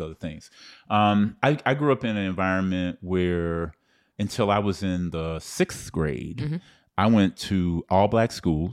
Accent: Pine Bluff, Arkansas, United States; now in Oakland, United States; I grew up in a small town, uh, Pine Bluff, Arkansas

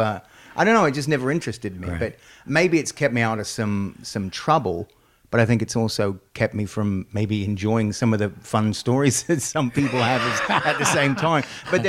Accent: Australia; I'm Australian

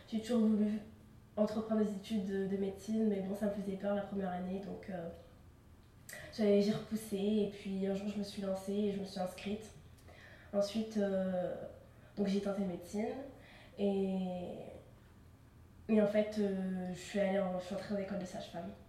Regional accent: Clermont-Ferrand, Auvergne-Rhône-Alpes, France; je suis née à Clermont-Ferrand. j'ai grandi dans ce quartier. Euh, mes parents euh, sont allés au Maroc.

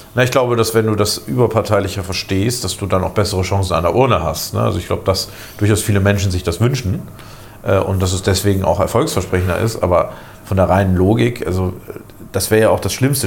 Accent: Lower Saxony, Germany; now in Bremen, Germany; als Niedersachse immer sehr stark aufgefallen, ähm, äh, also ursprünglich Niedersachse

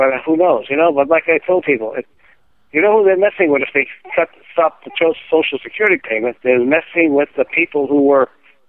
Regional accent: Canada; I'm Canadian.

